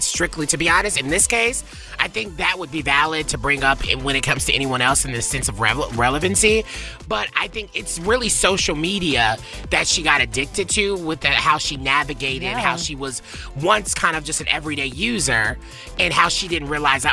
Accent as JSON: {"language": "English", "region": "Tennessee", "country": "United States", "said": "I'm from Tennessee"}